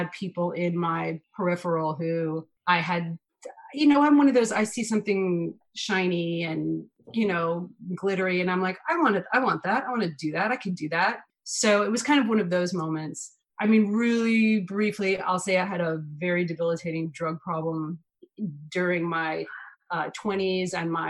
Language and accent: English; New York City, New York, United States; I'm born and raised in New York City